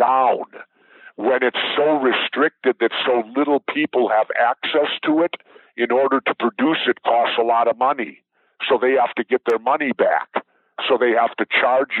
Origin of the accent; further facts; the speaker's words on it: Minneapolis, Minnesota, United States; a child growing up in South Minneapolis